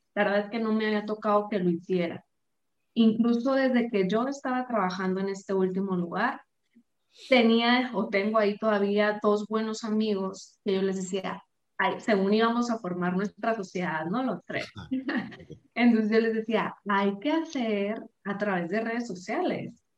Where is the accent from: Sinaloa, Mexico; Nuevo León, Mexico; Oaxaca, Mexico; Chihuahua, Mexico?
Sinaloa, Mexico; moved away as an adult; now in Guadalajara, Mexico; yo soy de Sinaloa, pero vivo ahorita en Guadalajara, ya tengo más de dos años aquí.